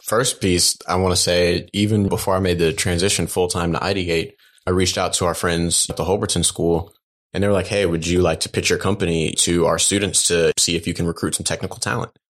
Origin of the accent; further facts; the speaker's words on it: Dallas, Texas, United States; moved away; also born or lived in Atlanta; I grew up in Dallas